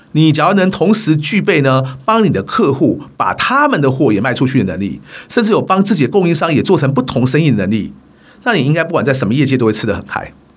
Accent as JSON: {"language": "Chinese", "country": "Taiwan", "said": "虽然我来自一个职业运动不如欧美发展得那么成熟的台湾"}